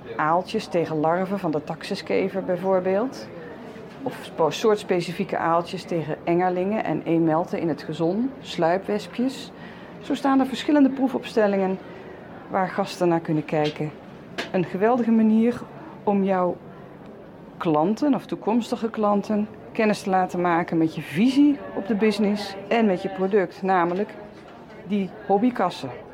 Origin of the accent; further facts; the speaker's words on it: North Brabant, Netherlands; ik kom uit Noord-Brabant